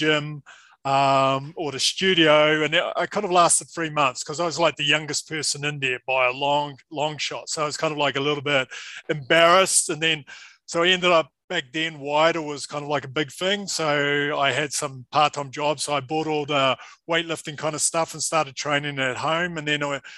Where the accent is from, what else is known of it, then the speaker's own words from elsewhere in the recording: New Zealand; I'm a New Zealander.